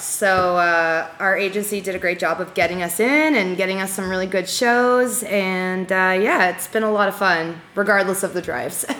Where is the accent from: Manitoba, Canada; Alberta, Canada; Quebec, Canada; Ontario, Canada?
Ontario, Canada; Ajax; My hometown is Ajax, Ontario